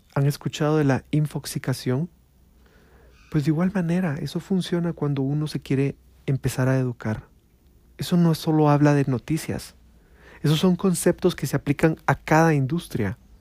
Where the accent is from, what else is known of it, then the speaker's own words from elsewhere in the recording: Guatemala; Acá en mi pueblo, en mi pueblo Guatemala